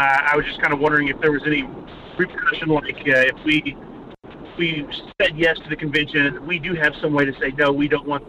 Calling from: Fairbanks, Alaska, United States; calling from Fairbanks

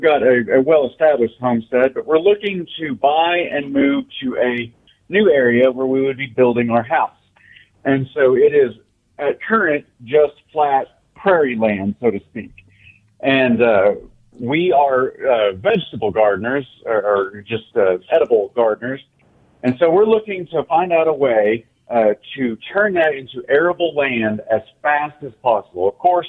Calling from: Amarillo, Texas, United States

